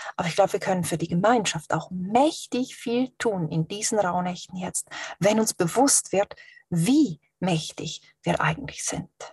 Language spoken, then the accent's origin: German; Switzerland; Ich bin ja auch Schweizerin